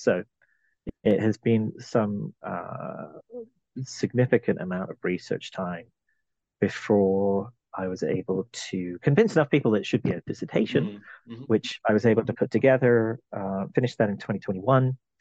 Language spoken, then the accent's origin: English; London, United Kingdom; I was uh, born in London, in England. I'm originally from the British Isles